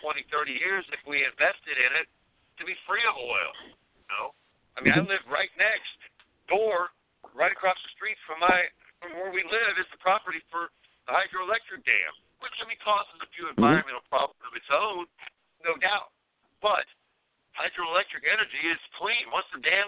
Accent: Hammond, Indiana, United States; moved away; also born or lived in Kentucky / Newton County, Indiana; we grew up in Hammond, Indiana, right outside Chicago

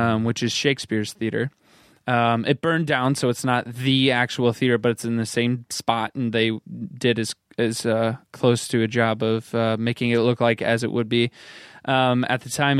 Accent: United States

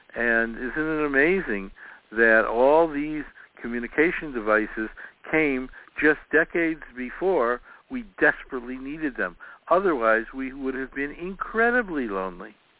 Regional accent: Chicago, Illinois, United States; I was growing up in Chicago, uh, we knew all our neighbors

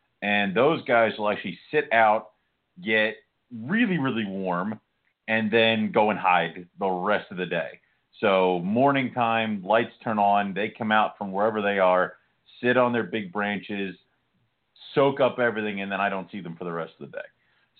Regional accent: Scotland, United Kingdom; I'm Scottish. Sun and I don't get along very well

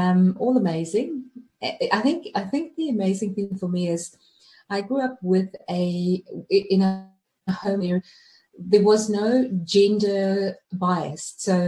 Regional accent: Johannesburg, Gauteng, South Africa; Well, the time when I was in South Africa growing up, it was beautiful.

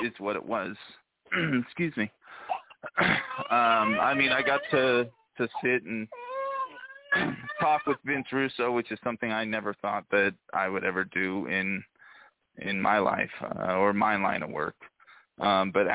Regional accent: Oakland, California, United States; now in Salt Lake City, United States; I'm from Oakland, California, originally.

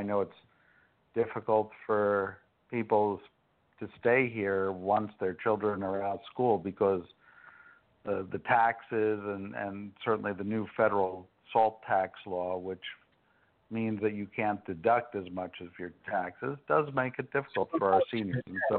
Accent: Tenafly, New Jersey, United States; I grew up in Tenafly

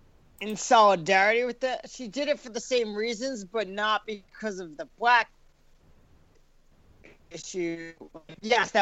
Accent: United States; we're all American.

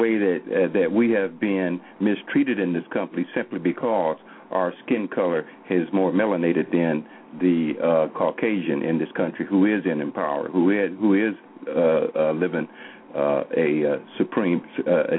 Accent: Oklahoma, United States; I'm from Oklahoma here

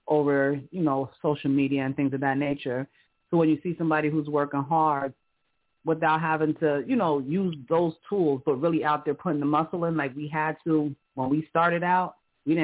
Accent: New York City, New York, United States; I'm from Harlem

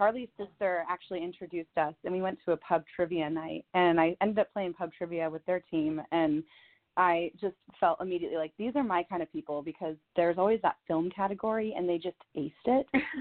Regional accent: Vista, California, United States; I'm from Vista, which is like right next to Carlsbad

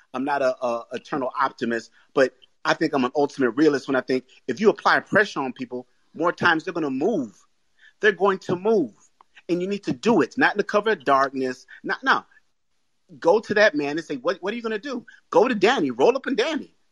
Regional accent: Boston, Massachusetts, United States; I'm from Boston.

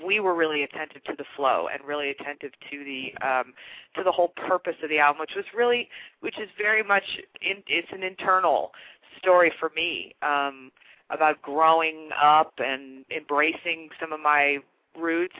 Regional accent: Chicago, Illinois, United States; also born or lived in Kansas; I grew up in Chicago, but there's a real Midwestern flavor to my roots and my upbringing

